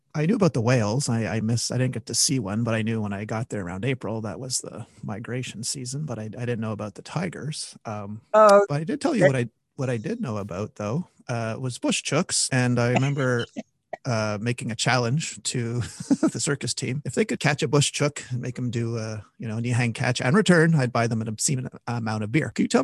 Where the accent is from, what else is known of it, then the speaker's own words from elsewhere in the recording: Canada; I thought people were telling that just to mess with me because I was from Canada.